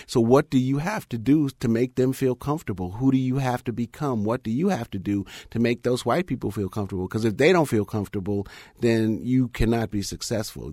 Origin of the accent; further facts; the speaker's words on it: United States; I'm a black person. I'm American